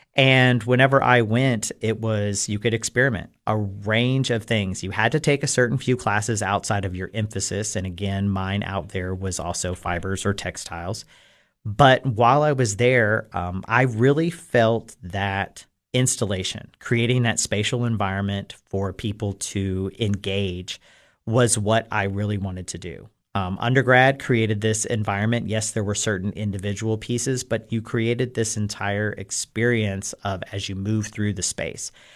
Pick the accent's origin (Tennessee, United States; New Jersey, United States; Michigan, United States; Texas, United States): Tennessee, United States; Cookeville; I am born and raised in Cookville, Tennessee